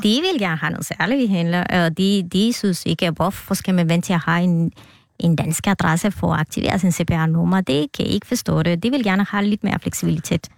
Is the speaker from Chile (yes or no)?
no; Guatemala; born or raised there; Danish is a second language; moved away as an adult; now in Denmark